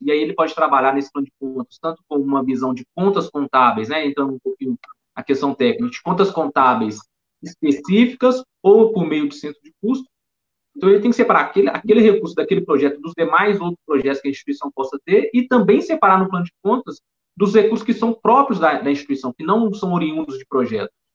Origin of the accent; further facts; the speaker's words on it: Belo Horizonte, Minas Gerais, Brazil; accent: mineiro; sou de Belo Horizonte